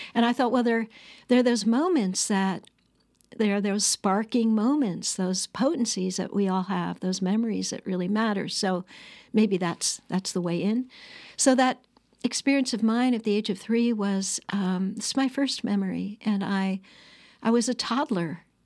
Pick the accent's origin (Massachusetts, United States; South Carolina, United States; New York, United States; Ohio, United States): New York, United States; Annandale-on-Hudson; I grew up on the Bard College campus